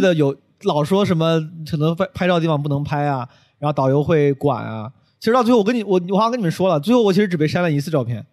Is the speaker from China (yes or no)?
yes; Henan, China; moved away; 有我老乡， 有很多五 多 十岁的 很多河南人，然后还还是我老家的